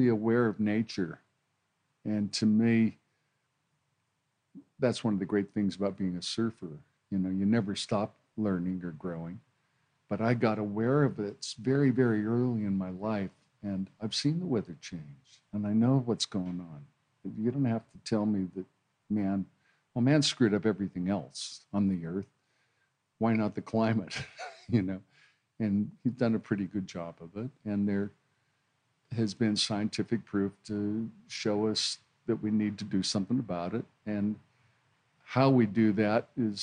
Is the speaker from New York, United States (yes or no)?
no; Hawaii, United States; now in Australia; I grew up in Hawaii